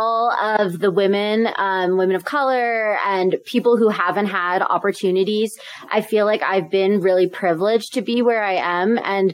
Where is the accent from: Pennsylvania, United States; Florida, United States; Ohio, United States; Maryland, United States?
Pennsylvania, United States; Philadelphia; moved away as an adult; also born or lived in Southern California; I grew up in the Philadelphia area.